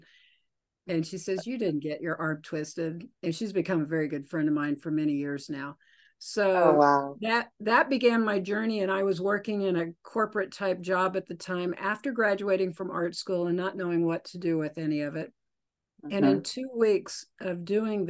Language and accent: English; Oklahoma, United States; now in Colorado, United States; I grew up in Oklahoma and I live in Colorado now